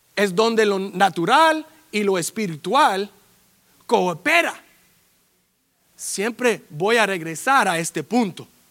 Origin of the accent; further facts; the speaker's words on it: Carson, California, United States; also born or lived in Florida / Long Beach; viviendo 2.500 millas de mi casa aquí en Carson